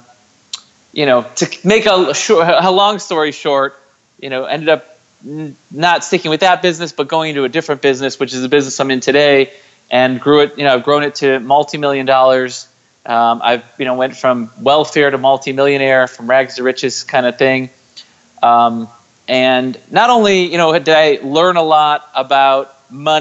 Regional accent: Chicago suburbs, Illinois, United States; now in San Diego, United States; I live in San Diego, California. I'm originally from the Chicago suburbs

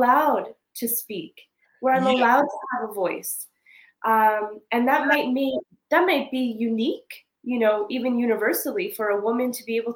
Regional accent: Montreal, Quebec, Canada; moved away as an adult; now in West Africa; growing up in the Caribbean community and NDG

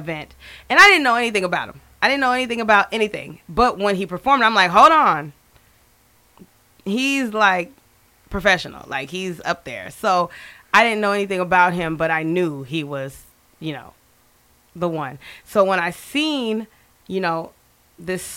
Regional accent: Tacoma, Washington, United States; now in Houston, United States; I am from Tacoma, Washington, the Pacific Northwest

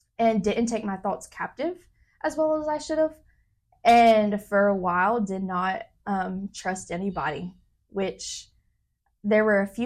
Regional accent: Memphis, Tennessee, United States; moved away as an adult; now in Nairobi, Kenya; I grew up in Memphis. And so I lived in the exact same house the whole 21 years

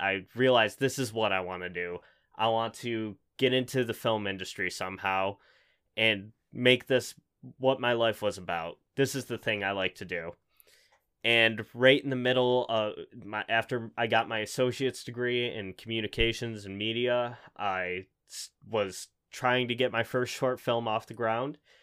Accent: Buffalo, New York, United States; I'm from Buffalo. I've never left

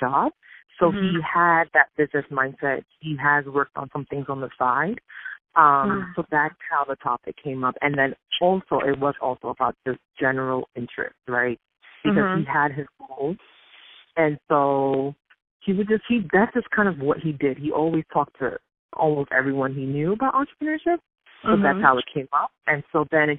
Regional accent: New York City, New York, United States; I'm from Brooklyn, New York

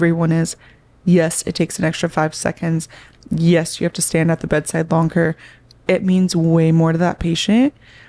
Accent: Oklahoma, United States; now in California, United States; I learned, like, a little bit of Spanish in high school, but that was something else I noticed when I moved from Oklahoma to California.

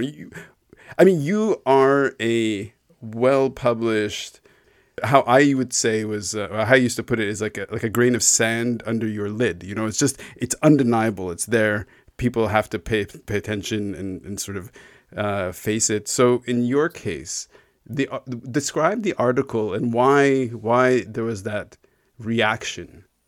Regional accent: Canada; growing up in Canada to, I mean, my, my parents, uh, emigrated from Israel

